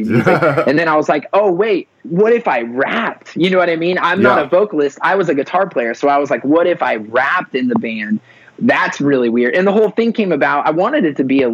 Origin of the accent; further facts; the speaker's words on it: Ohio, United States; I'm from Ohio